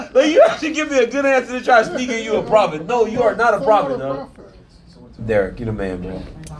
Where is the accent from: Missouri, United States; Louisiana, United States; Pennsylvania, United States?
Louisiana, United States; I'm from Louisiana too.